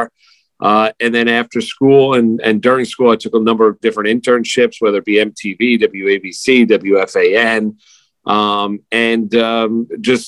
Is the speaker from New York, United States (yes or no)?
yes; Rockland County, New York, United States; also born or lived in Jackson Heights, Queens, New York; I grew up in Rockland County. I was born in Jackson Heights, Queens